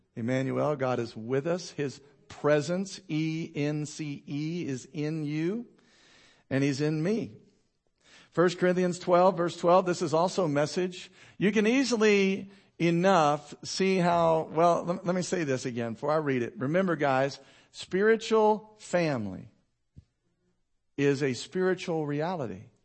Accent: United States; I'm an American

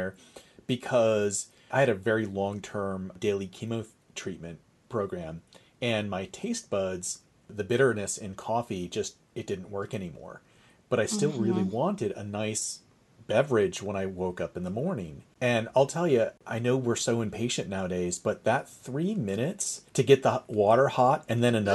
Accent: Northern New York, United States; I grew up in the North, in Northern New York

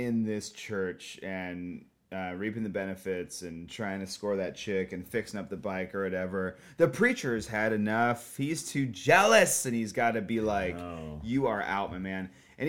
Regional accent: Southern California, United States; moved away as an adult; also born or lived in Long Beach, California; now in Portland, United States; I grew up in Southern California, and I lived there up until I was, like, 22

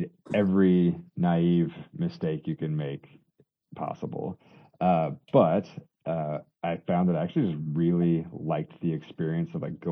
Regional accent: Colorado, United States; moved away as an adult; a Colorado boy coming to the Northeast

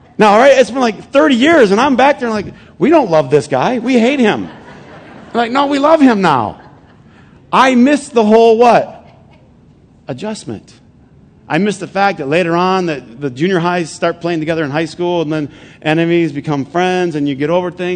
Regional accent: Flint, Michigan, United States; moved away; a bunch of buddies that I grew up with in Flint

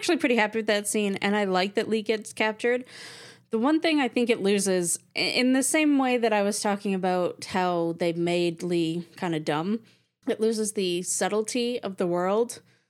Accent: Canada; I'm not American. Hello. I'm from Canada.

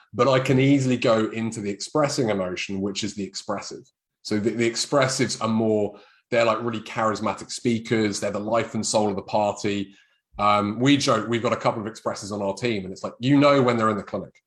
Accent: United Kingdom; this is being British.

